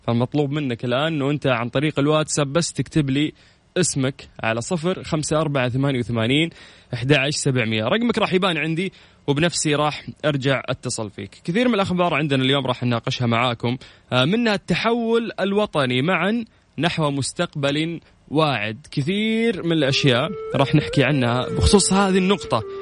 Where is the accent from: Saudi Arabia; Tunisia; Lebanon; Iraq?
Saudi Arabia; عندنا في المملكة العربية السعودية